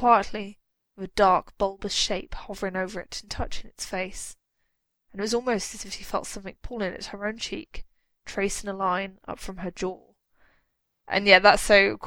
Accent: United Kingdom; as a British person

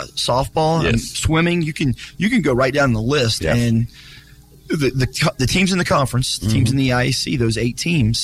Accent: Dearborn County, Indiana, United States; I grew up in Dearborn County, went to South Dearborn

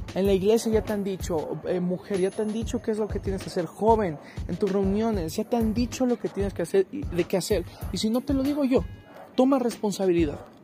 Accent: Mexico; yo soy mexicano

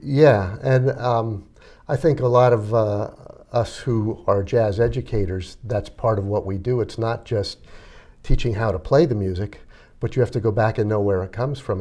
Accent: Reading, Pennsylvania, United States; I grew up in Reading

